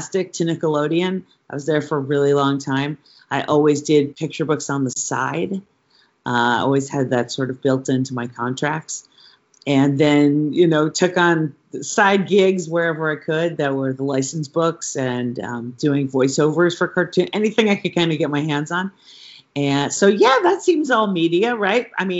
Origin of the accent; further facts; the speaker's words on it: New York, United States; moved away as an adult; also born or lived in Philadelphia; now in California, United States; I moved to New York and went to high school in New York